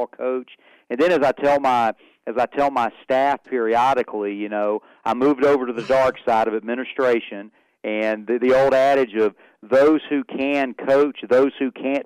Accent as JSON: {"language": "English", "town": "Macon", "region": "Georgia", "country": "United States", "tie": "born or raised there", "also_born_or_lived": "Greenville, South Carolina", "moved": "as an adult", "lives_now": "Oklahoma, United States", "said": "I was born and raised in I grew up in just outside of Macon, Georgia, which is where we live. My parents still live there now"}